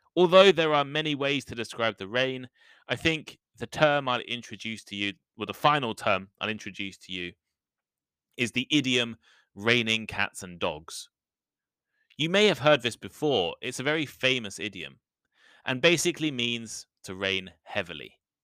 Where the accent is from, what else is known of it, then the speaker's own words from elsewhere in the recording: United Kingdom; the U K, my home country